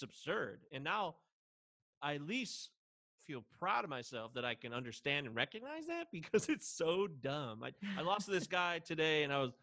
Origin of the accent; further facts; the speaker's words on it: United States; I'm the Yankee.